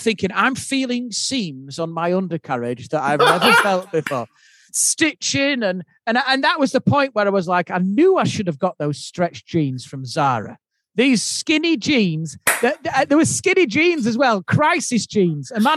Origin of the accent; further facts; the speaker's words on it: Yorkshire and the Humber, United Kingdom; being the Yorkshireman